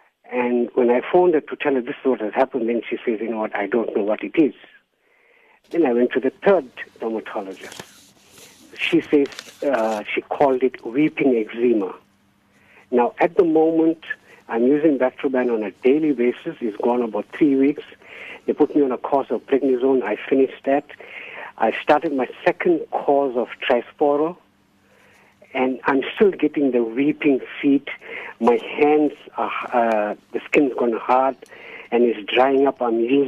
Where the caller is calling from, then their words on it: Durban, KwaZulu-Natal, South Africa; I'm calling from Durban.